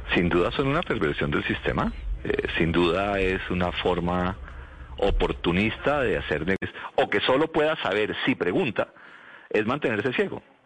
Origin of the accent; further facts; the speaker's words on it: Colombia; como colombiano